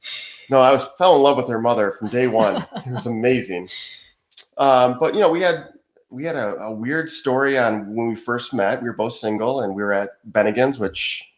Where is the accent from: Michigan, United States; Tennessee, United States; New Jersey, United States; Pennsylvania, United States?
Michigan, United States; moved away as an adult; now in Wilmington, United States; So we're from Michigan.